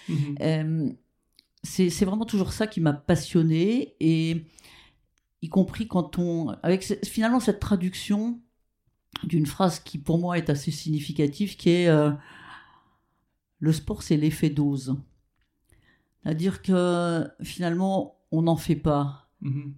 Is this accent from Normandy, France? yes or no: yes; Rouen, Normandy, France; also born or lived in Petit-Quevilly; je suis née à Petit Quevilly, mais ma famille habitait Rouen.